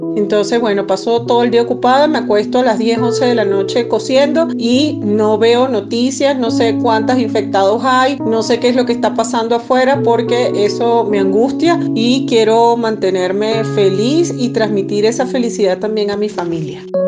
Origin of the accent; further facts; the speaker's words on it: Venezuela; moved away as an adult; now in Quito, Ecuador; soy venezolana ecuatoriana, llegué hace cuatro años a este maravilloso país, resido en la ciudad de Quito